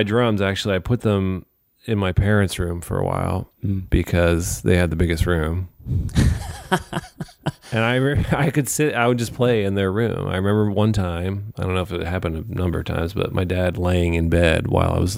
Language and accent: English; West Chester, Pennsylvania, United States; moved away as an adult; also born or lived in Los Angeles / New York; I'm from Westchester, Pennsylvania, outside of Philadelphia, a little suburb.